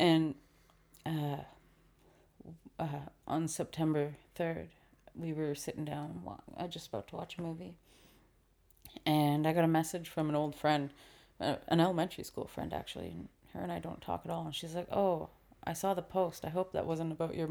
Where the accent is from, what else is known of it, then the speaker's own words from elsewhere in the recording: Vancouver, British Columbia, Canada; We were raised in East Vancouver